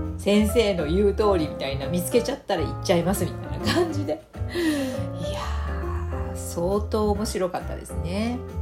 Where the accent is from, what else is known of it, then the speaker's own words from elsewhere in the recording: Fukuoka, Japan; 私福岡出身なので